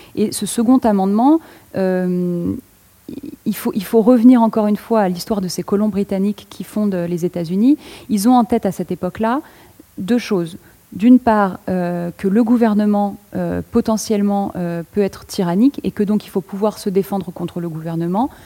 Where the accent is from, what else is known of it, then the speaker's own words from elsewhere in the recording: France; je parle en tant que française